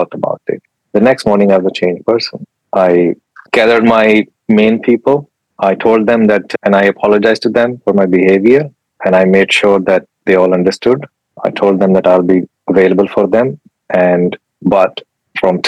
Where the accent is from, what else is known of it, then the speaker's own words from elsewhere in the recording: Pakistan; English is a second language; moved away as an adult; now in United Kingdom; I'm from Pakistan